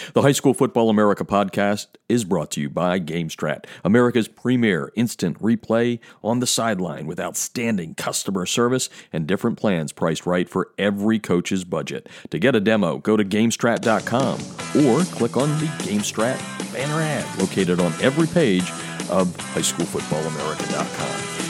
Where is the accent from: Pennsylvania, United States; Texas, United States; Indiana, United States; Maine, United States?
Pennsylvania, United States; moved away as an adult; now in Chicago, United States; me growing up in Pennsylvania